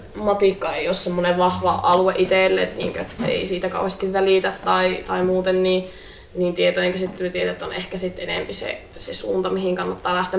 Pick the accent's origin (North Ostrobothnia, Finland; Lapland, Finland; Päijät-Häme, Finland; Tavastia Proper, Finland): North Ostrobothnia, Finland; Oulu; mä oon kotoisin täältä Oulusta